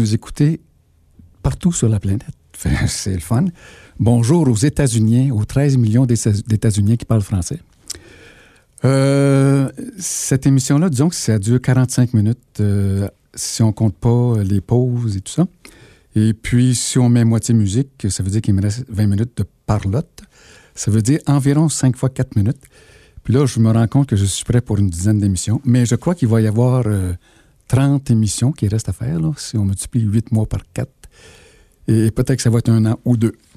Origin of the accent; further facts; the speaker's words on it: Sherbrooke, Quebec, Canada; je viens de Fleurimont